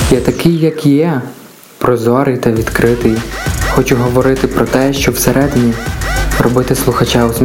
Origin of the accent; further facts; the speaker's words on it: Kolomyia, Ivano-Frankivsk Oblast, Ukraine; Та якщо перевернути це ім'я, вийде …, що власне є моїм псевдонімом. Мені 21 рік. Я родом з Коломої.